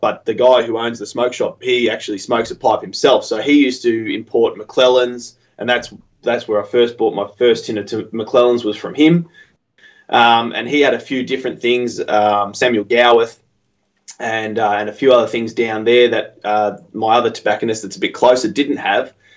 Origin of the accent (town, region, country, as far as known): Australia